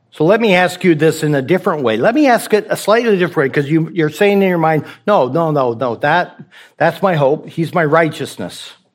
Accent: the West, United States; also born or lived in Rocky Mountains; I'm from the West

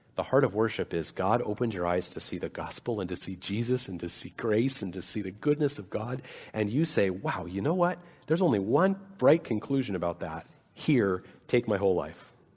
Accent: Salt Lake City, Utah, United States; moved away; I grew up in Salt Lake City

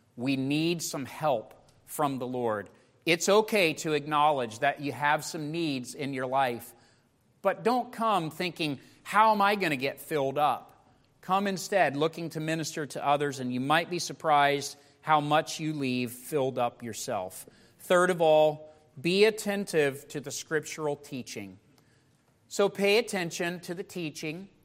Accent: United States; as American Christians

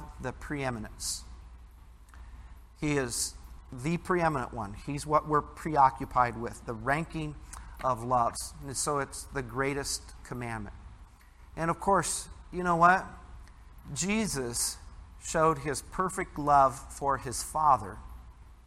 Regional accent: Midwest, United States; growing up in the Midwest

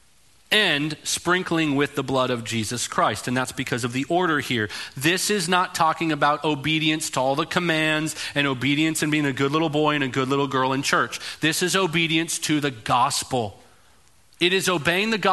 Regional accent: Canada; I'm Canadian

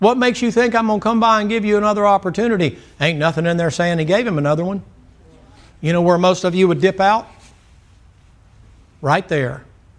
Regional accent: the South, United States; I'm from the South

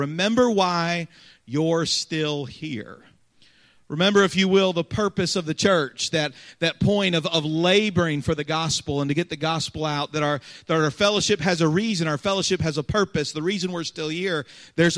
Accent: Cincinnati, Ohio, United States; moved away; I grew up in Cincinnati

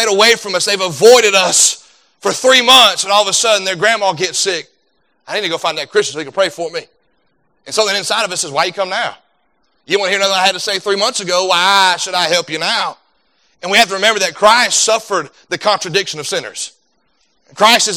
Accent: United States; as an American citizen

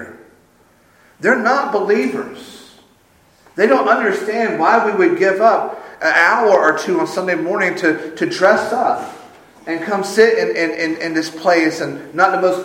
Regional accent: Sumter, South Carolina, United States; Growing up in Sumter

